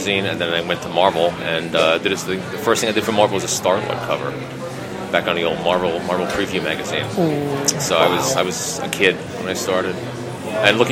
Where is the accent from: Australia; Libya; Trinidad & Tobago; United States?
United States; New York City, New York; also born or lived in Pittsburgh, Pennsylvania; now in Camillus, United States; I'm from New York City originally, and I lived in Pittsburgh for about 15 years